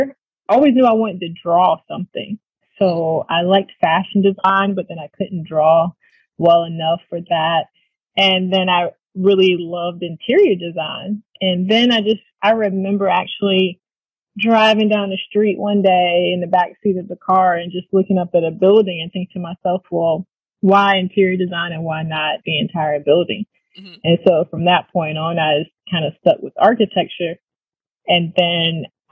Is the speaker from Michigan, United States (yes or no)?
no; Hampton Roads, Virginia, United States; I grew up in Hampton Roads, which is also right down the street from Norfolk State